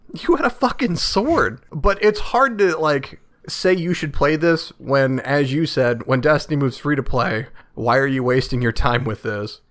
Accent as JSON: {"language": "English", "country": "United States", "said": "as an American"}